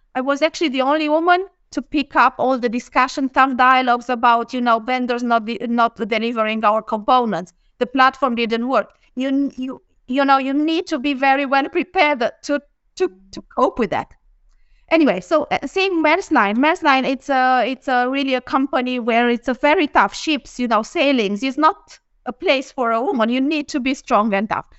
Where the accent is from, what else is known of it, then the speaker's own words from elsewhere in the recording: Romania; moved away as an adult; also born or lived in Bucharest, Romania / Denmark / Lund, Sweden; now in Sweden; I'm from Romania. I'm in Bucharest